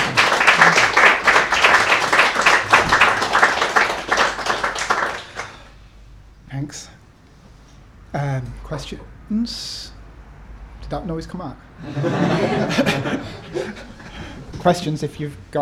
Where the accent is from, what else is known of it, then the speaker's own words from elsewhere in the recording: North East Lancashire, North West England, United Kingdom; moved away; also born or lived in Nottingham; North East Lancashire